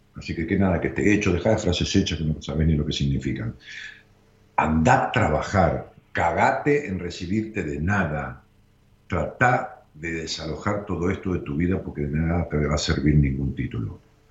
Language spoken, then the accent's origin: Spanish; Argentina; en Argentina, nosotros somos un país sensacional